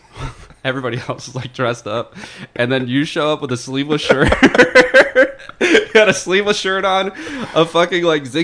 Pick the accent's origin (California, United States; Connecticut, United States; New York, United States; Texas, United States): Connecticut, United States; Fairfield; moved away; I am from Fairfield, Connecticut.